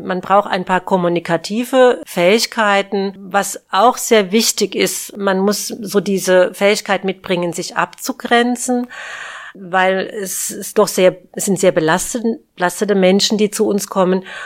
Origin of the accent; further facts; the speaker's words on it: Aschaffenburg, Bavaria, Germany; moved away; ich bin ja in Aschaffenburg geboren und ja, und bin dann hier auch wieder zurückgekehrt